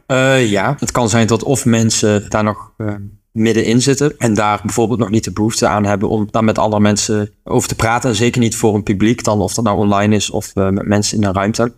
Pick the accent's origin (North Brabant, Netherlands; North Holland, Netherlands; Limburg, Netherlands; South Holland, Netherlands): Limburg, Netherlands; Buchten; ik kom uit de buurt van Sittard, mhm. maar ik kom oorspronkelijk uit een dorpje genaamd Buchten